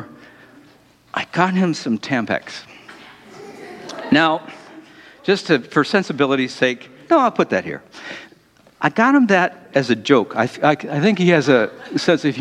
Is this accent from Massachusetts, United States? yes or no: no; Detroit, Michigan, United States; I'm from Detroit.